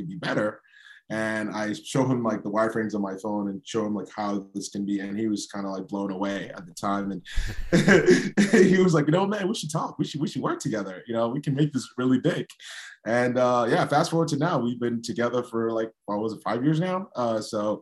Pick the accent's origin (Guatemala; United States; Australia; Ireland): United States; New York City, New York; I grew up in Brooklyn.